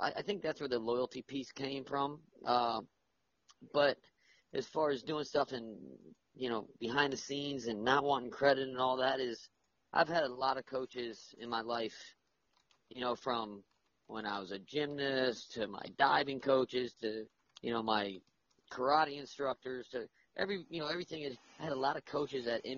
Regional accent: South Florida, United States; I grew up where in South Florida

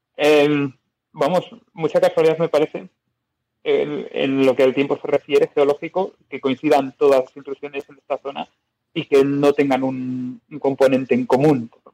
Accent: Biscay, Basque Country, Spain; yo soy de Vizcaya

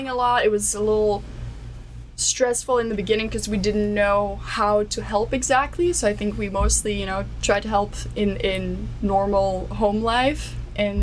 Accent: Belgium; moved away as an adult; also born or lived in Delaware, United States; now in United States; born and raised in Belgium

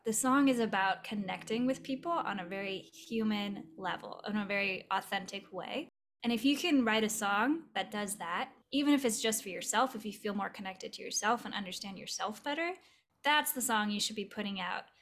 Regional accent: Southern California, United States; now in Los Angeles, United States; I grew up in Southern California in the more desert inland part.

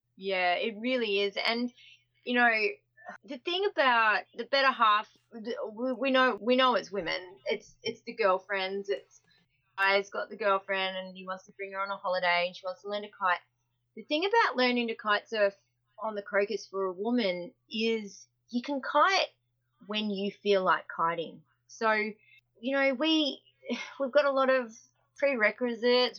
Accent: Australia; I'm an Aussie.

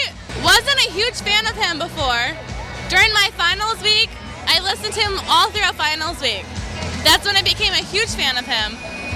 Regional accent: Binghamton, New York, United States; I'm from Binghamton. It's like 3 hours from the city.

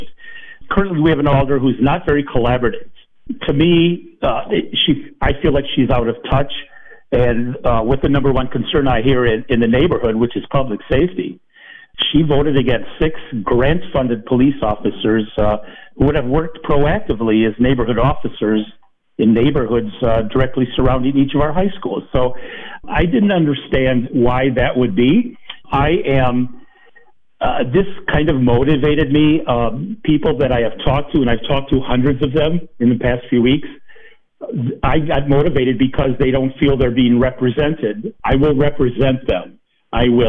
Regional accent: Madison, Wisconsin, United States; I'm born and raised East Sider. I was born and raised in East Moreland

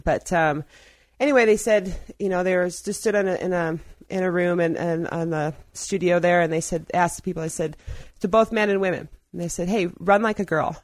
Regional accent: Ohio, United States; also born or lived in Black Hills; now in Ouray, United States; I'm from Ohio

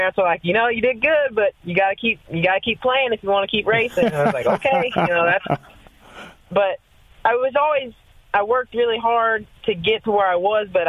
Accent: Alvin, Texas, United States; I grew up in a small town like 30 minutes south of Houston, Texas, called Alvin, Texas

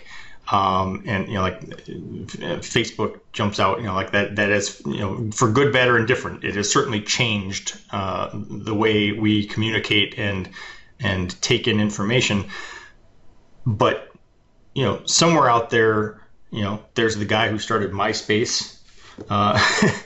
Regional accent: Detroit, Michigan, United States; I'm from Detroit

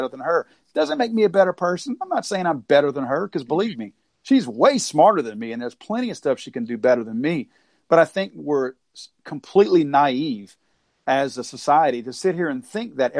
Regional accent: the South, United States; I was born and raised in the South

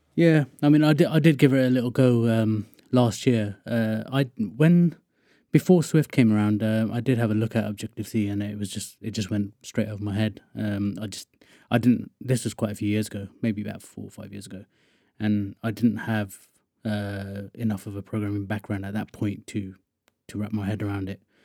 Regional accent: Wokingham, South East England, United Kingdom; I'm from Wokingham, which is just sort of west of London.

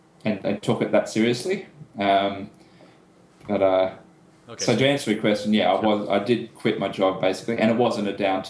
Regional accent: Brisbane, Queensland, Australia; also born or lived in United Kingdom / United States; I was born and raised in Brisbane, but have lived in the UK and the United States for a year or two. But yeah, live in Brisbane.

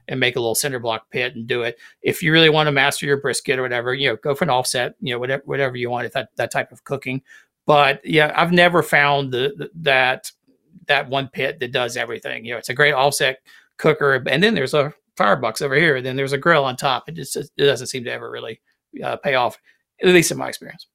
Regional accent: South Carolina, United States; growing up in South Carolina

